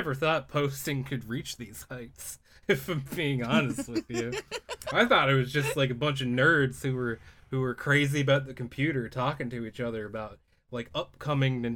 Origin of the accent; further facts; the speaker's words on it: East Coast, United States; I'm from the East Coast where all the lobsters are.